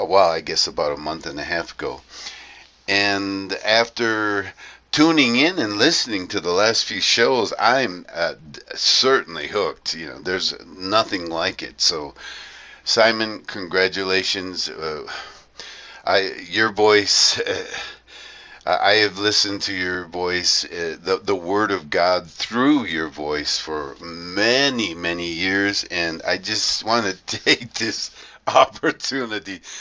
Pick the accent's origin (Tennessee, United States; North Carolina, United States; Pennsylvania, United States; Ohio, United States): Ohio, United States; Toledo; now in Colombia; I was born in Toledo, Ohio, a now forgotten and abandoned major industrial area of the U.S.